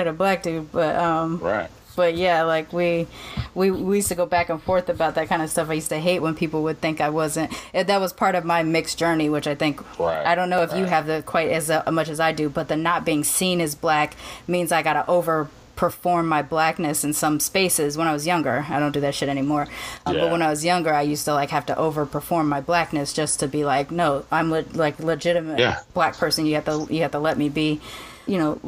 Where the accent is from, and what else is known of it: Sacramento, California, United States; born or raised there; also born or lived in Long Beach